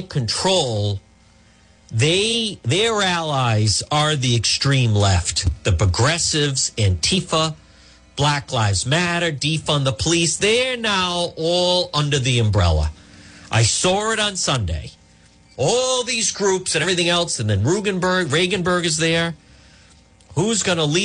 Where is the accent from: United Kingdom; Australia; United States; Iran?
United States; Cranston, Rhode Island; Ferncrest, where I grew up, is right there.